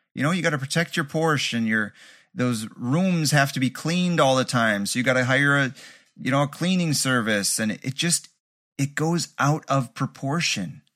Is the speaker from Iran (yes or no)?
yes; Kurdistan, Iran; now in Kurdistan Region, Iraq; I'm originally from Iran, from Kurdistan, Sana'a.